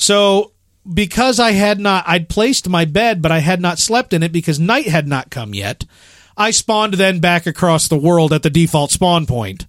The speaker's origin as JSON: {"language": "English", "town": "Chicago", "region": "Illinois", "country": "United States", "moved": "yes", "said": "I'm from Chicago"}